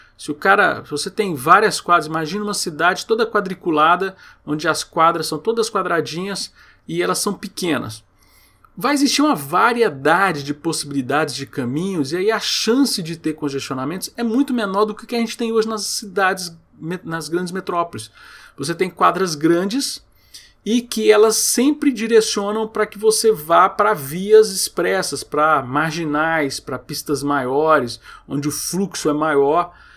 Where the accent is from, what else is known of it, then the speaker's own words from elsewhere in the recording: Goiânia, Goiás, Brazil; Eu morei aqui em Goiânia, eu sou de Goiânia, e muito tempo eu morei em Aparecida de Goiânia